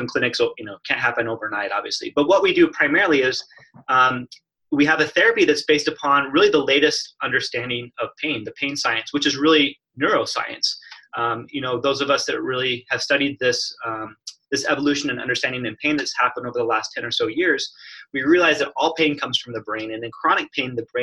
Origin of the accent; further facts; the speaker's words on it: Phoenix, Arizona, United States; moved away as an adult; now in Portland, United States; I grew up in the desert, Phoenix, Arizona.